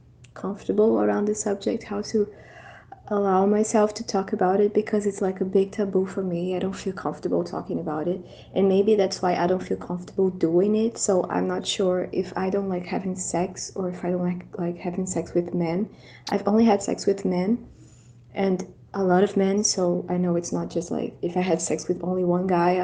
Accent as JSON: {"language": "English", "country": "Brazil", "said": "I'm from Brazil"}